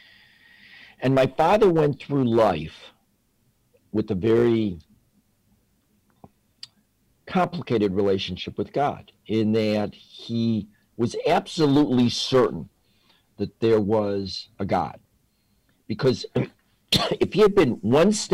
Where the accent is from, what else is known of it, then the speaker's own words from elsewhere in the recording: Chicago, Illinois, United States; I grew up in East Rogers Park in New York, not the more famously Jewish West Rogers Park, but the working class area in Chicago